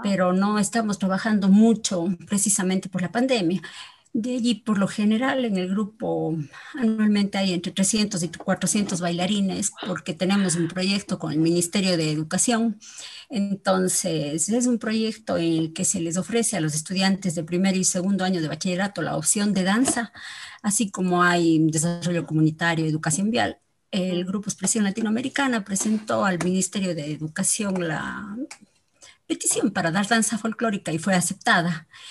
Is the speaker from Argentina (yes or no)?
no; Ecuador; nosotros como ecuatorianos